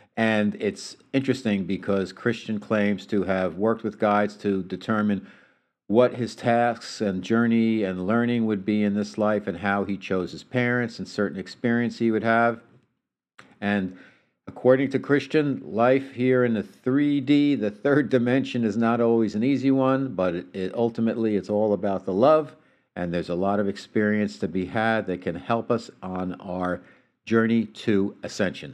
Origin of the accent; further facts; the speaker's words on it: United States; now in San Diego, United States; I'm from New York in the New Jersey area